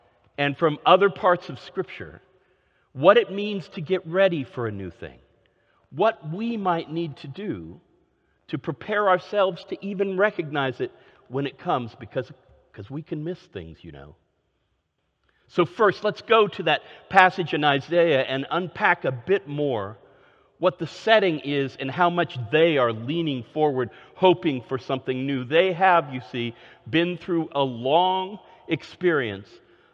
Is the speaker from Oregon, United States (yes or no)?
yes; Oregon, United States; moved away; also born or lived in Northeast United States / Minnesota / Austin, Texas; I grew up in Oregon, where spring meant a continuation of rain with a few flowers